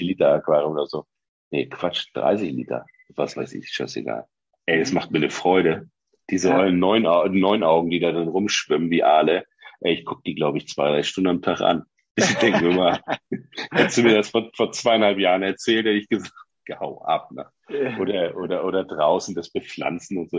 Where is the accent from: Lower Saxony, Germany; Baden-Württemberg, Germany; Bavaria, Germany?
Lower Saxony, Germany; Oldenburg; Ich bin ja ein Oldenburger